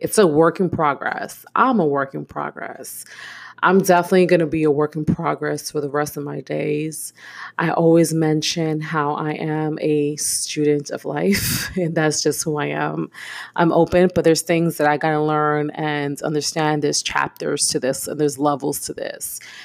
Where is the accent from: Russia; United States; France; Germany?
United States; New York City, New York; moved away as an adult; now in Houston, United States; I am born and raised in Brooklyn